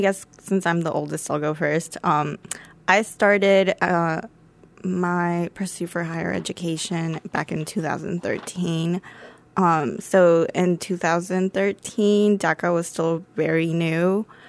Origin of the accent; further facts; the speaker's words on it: Dublin, Ohio, United States; I grew up in Dublin, Ohio